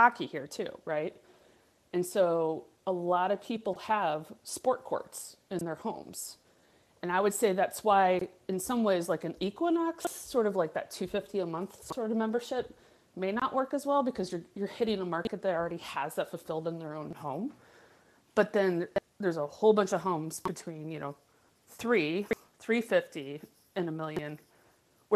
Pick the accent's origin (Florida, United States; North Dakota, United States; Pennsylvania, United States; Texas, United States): Florida, United States; Naples; now in Minnesota, United States; I am from Florida, Naples, Florida, and moved steadily up towards, you know, the north